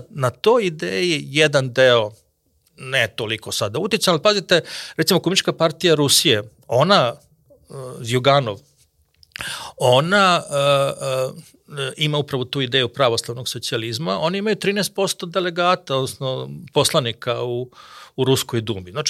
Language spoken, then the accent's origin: Croatian; Serbia; kod nas u Srbiji